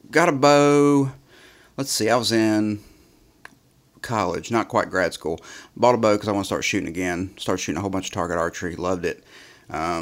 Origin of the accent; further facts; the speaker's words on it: West Virginia, United States; I grew up in West Virginia in the mountains